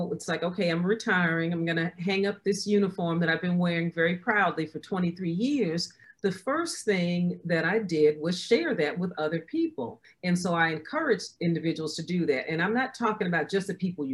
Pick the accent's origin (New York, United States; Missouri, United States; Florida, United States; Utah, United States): New York, United States; moved away as an adult; now in Tampa, United States; I'm originally from New York